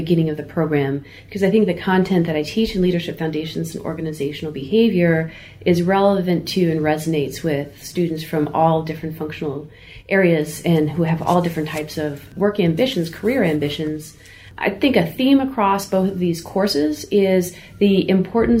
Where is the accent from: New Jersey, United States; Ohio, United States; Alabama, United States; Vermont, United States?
New Jersey, United States; I grew up in New Jersey